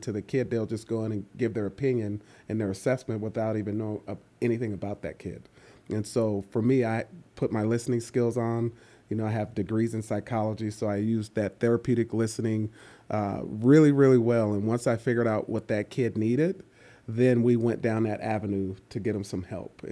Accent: East Palo Alto, California, United States; also born or lived in Atlanta, Georgia; I grew up in East Palo Alto, California, and that's the northern California, the Bay Area

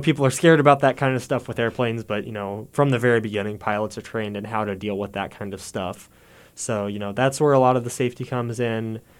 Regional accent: Warrensburg, Missouri, United States; I'm from Warrensburg, too, so I've been here doing stuff on campus for a long, long time

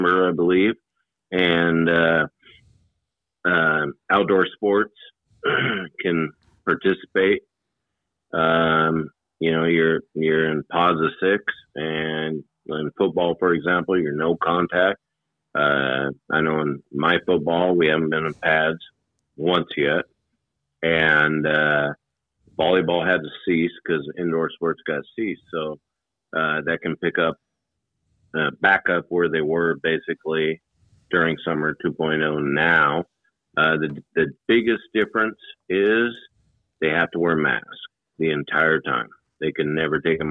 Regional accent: Hermiston, Oregon, United States; when I grew up in Hermiston, Oregon

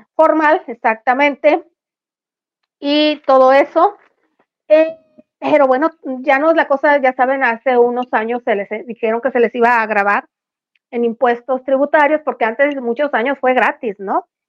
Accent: El Fuerte, Sinaloa, Mexico; el Chepito y yo somos del Fuerte Sinaloa

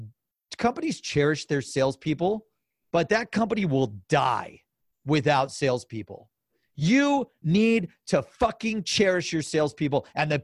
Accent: Cleveland, Ohio, United States; Now some sports like LeBron comes to the Cavs and I'm from Cleveland.

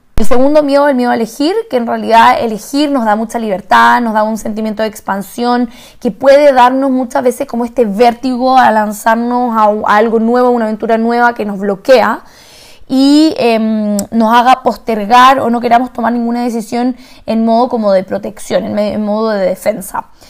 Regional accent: Santiago, Santiago Metropolitan Region, Chile; moved away; yo vengo de Santiago, de Chile

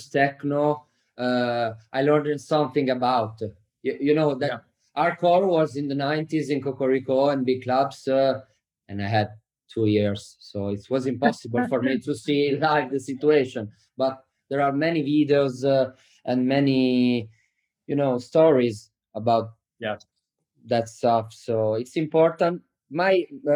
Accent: Bologna, Emilia-Romagna, Italy; also born or lived in Cattolica; I'm from Bologna. But in the summer, I went to Riccione because I was born close to Riccione in Cattolica

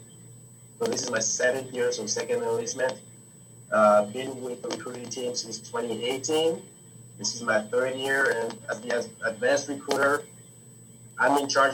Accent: New York City, New York, United States; also born or lived in Lomé, Togo; now in Vermont, United States; I grew up in Brooklyn

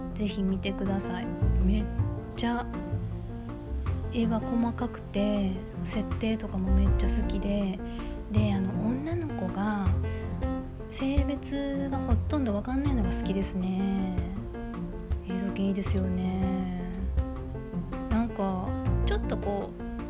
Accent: Kobe, Hyogo, Japan; 私あの神戸っ子なんですけど

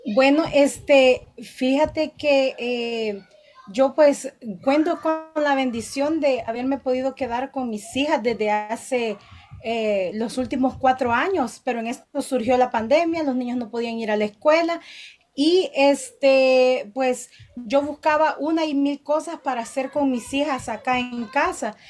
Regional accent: El Salvador; moved away as an adult; now in Downey, United States; yo soy originaria del Salvador

